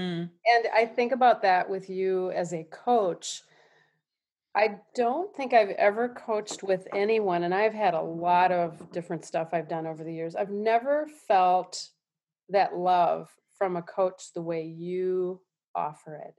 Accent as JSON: {"language": "English", "town": "Minneapolis", "region": "Minnesota", "country": "United States", "said": "I, I'm from Minneapolis"}